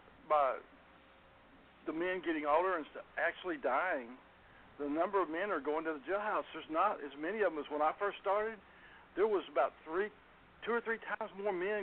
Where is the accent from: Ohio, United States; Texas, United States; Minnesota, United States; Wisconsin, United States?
Texas, United States; Garland; I grew up in Garland, Texas. I've lived in Garland all my life